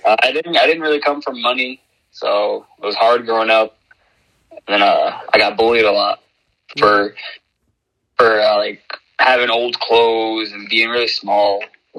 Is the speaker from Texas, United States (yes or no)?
no; New York, United States; now in Orlando, United States; In New York. I grew up in New York.